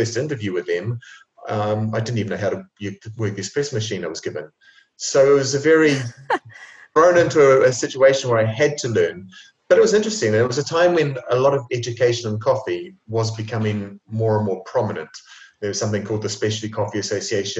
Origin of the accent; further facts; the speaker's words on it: New Zealand; moved away as an adult; now in Italy; growing up in New Zealand